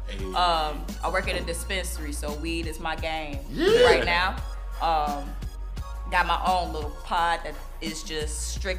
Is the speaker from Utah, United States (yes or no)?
no; Chicago, Illinois, United States; now in Florida, United States; I am originally from Chicago, y'all. I do not claim the Floridianness.